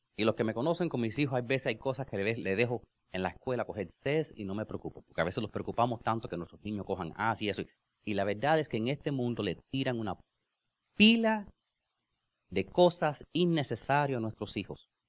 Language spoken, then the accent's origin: Spanish; United States; Spanish is a second language; yo soy gringo